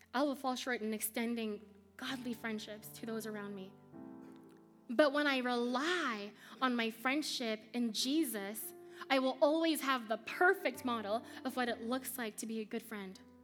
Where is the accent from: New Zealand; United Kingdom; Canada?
Canada; Montreal, Quebec; moved away; When my family moved to Canada, we first moved to Montreal